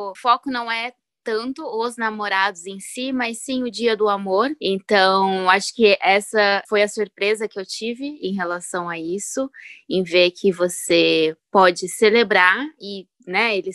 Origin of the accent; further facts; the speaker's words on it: São José dos Campos, São Paulo, Brazil; now in United States; tenho 28 anos, sou de São José dos Campo São Paulo.